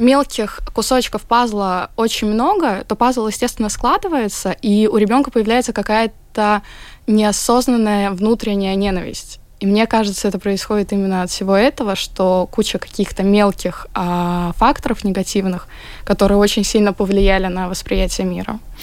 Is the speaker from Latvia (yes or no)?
yes; Latvia; я как бы родилась здесь, всю жизнь поглощаю эту культуру